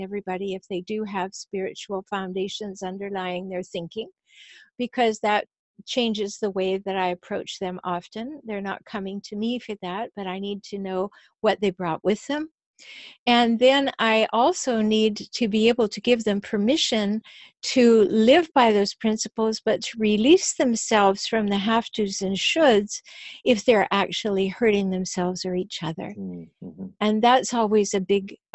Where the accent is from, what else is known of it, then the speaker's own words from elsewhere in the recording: Canada; I'm from Canada